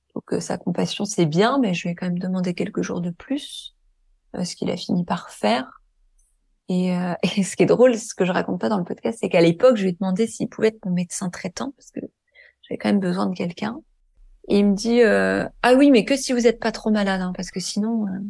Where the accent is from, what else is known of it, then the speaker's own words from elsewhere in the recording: Deux-Sèvres, Nouvelle-Aquitaine, France; now in Île-de-France, France; je suis né dans l'Ouest de la France, dans un petit département que personne connaît qui s'appelle euh, les Deux Sèvres